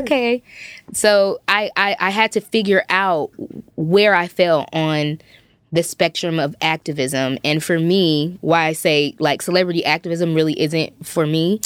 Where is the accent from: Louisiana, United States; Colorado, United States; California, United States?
California, United States; Compton; I grew up in Compton, California